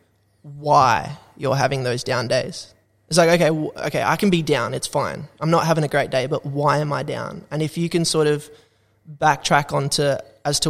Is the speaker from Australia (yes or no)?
yes; Australia; also born or lived in Canada / New Zealand; being an Aussie